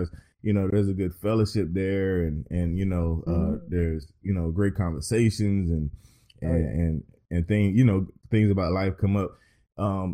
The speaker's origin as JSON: {"language": "English", "region": "North Carolina", "country": "United States", "tie": "born or raised there", "said": "my home state"}